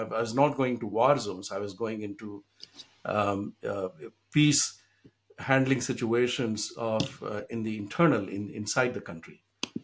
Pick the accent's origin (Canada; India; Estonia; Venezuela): India; Bihar; now in Boston, United States; When I grew up in India, in the state of Bihar, which is still one of the poorest states in the country